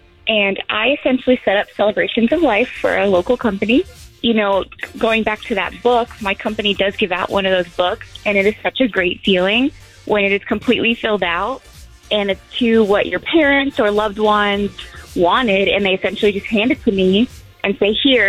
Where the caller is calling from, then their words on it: DeLand, Florida, United States; I'm calling from DeLand.